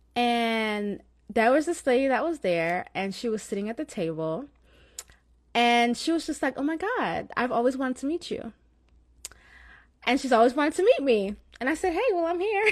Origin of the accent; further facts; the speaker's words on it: Florida, United States; accent: slight Jamaican; I have Jamaican in my blood, although I was born in Florida, but I have Jamaican parents. So you may have, you may hear, like, a slight Jamaican accent.